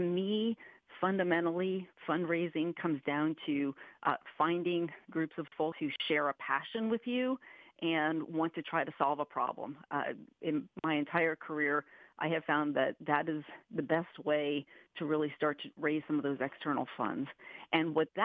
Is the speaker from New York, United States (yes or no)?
yes; Poughkeepsie, New York, United States; now in Kansas, United States; I was originally from Poughkeepsie, New York, so I enjoy cold winters.